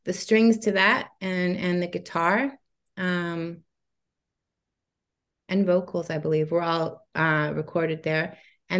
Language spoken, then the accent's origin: English; Montreal, Quebec, Canada; But later in my teens, I really loved the scene in the UK, because I was growing up in Montreal.